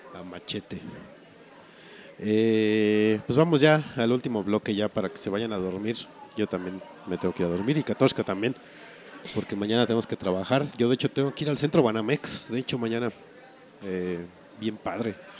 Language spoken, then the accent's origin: Spanish; Mexico; como buen mexicano